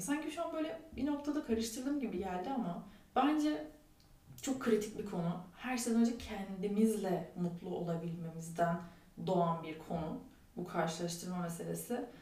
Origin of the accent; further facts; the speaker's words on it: Turkey; biz Türkler olarak